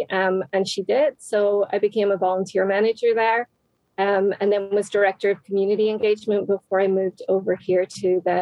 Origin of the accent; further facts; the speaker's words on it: Northern Ireland, United Kingdom; moved away as an adult; now in United States; I'm originally from Northern Ireland